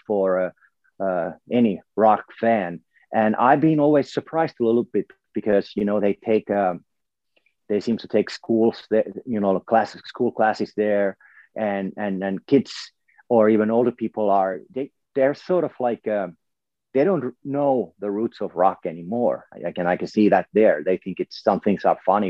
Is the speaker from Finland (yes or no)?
yes; Finland; I come from Finland, so there's elements from my culture there as well